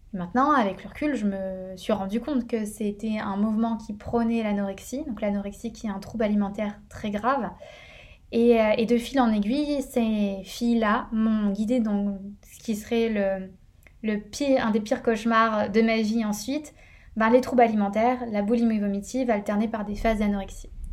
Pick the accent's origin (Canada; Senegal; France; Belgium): France; northern France; now in Paris, France; Je suis originaire du nord de la France